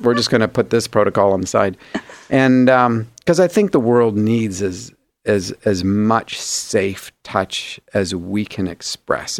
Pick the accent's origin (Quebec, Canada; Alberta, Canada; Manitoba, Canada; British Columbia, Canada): Alberta, Canada; Grande Prairie; actually south of where I was born in Grand Prairie